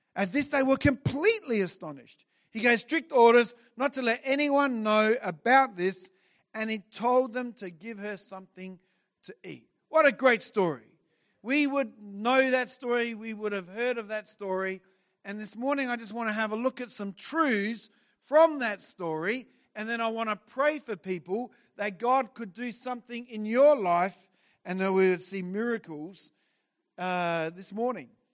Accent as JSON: {"language": "English", "town": "Adelaide", "region": "South Australia", "country": "Australia", "tie": "born or raised there", "moved": "as an adult", "lives_now": "Brisbane, Australia", "said": "I grew up in Adelaide. I was here for forty-eight years"}